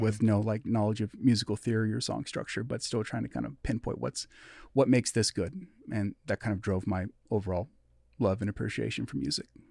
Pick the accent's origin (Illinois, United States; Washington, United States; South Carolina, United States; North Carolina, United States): Washington, United States; Everett; born or raised there; also born or lived in Midwest